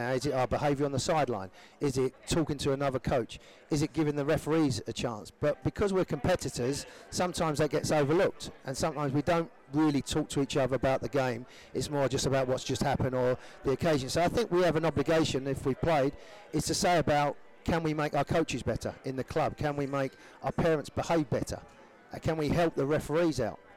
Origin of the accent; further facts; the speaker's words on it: London, United Kingdom; accent: Cockney; thing they find with me is my accent. Being a Cockney, they, they, they find